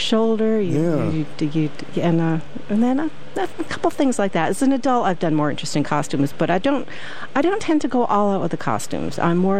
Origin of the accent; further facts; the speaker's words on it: Oakdale Heights, Connecticut, United States; I grew up in this area. I grew up in Oakdale Heights, if anyone's familiar with it.